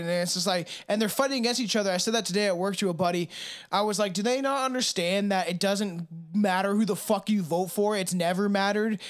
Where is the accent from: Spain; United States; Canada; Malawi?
Canada; I'm a Canadian